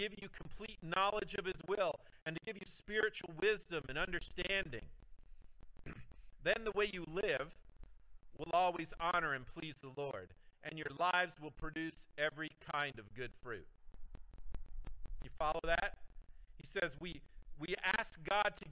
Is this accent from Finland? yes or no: no; Cobden and Renfrew, Ontario, Canada; we're people from Cobden and Renfrew. We're people from small towns.